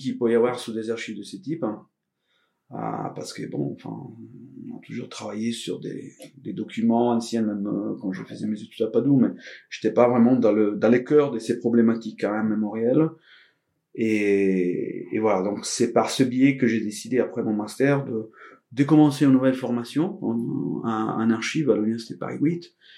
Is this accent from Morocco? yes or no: no; Venice, Veneto, Italy; French is a second language; moved away as an adult; also born or lived in Padua; now in France; Je suis italien. Je suis né à Venise. C'est à Venise que j'ai commencé mon parcours. J'ai, je viens d'un tout petit village dans la terre ferme vénitienne